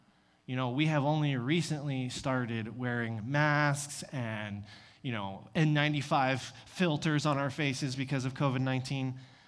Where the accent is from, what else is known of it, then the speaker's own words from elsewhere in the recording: Texas, United States; I told him that I was from Texas. At that time, I had a little bit of a thicker accent.